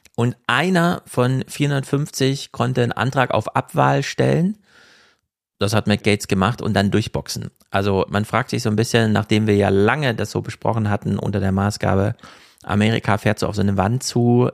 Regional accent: Jena, Thuringia, Germany; moved away; meine Heimatstadt

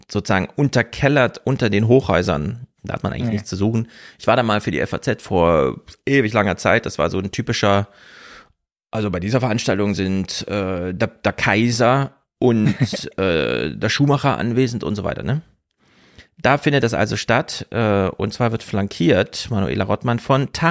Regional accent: East Germany, Germany; weil ich komme ja nur aus dem Osten rüber

